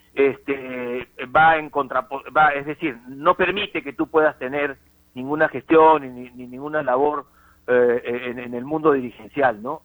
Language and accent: Spanish; Peru; uno peruano